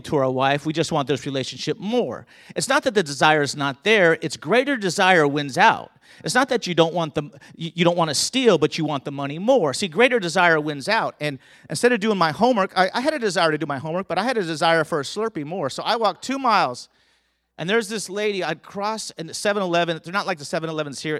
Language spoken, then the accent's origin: English; Southern California, United States; I grew up in Southern California